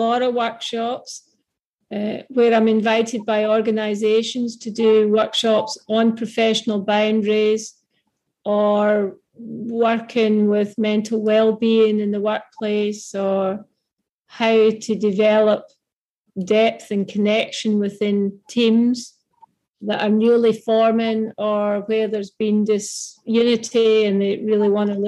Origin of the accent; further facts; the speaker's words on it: Mull of Kintyre, west coast of Scotland, United Kingdom; moved away as an adult; also born or lived in Glasgow, Scotland / Perth, Australia; now in Queensland, Australia; I'm from Scotland. Some of the listeners may already have picked that up, from the west coast of Scotland